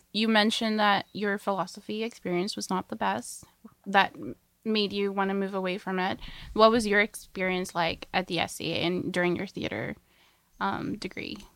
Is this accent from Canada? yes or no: yes; Coquitlam, British Columbia, Canada; I'm from Coquitlam